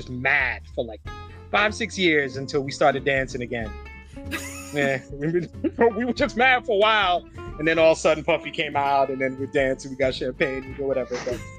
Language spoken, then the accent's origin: English; Long Island, New York, United States; now in New Jersey, United States; I grew up in Long Island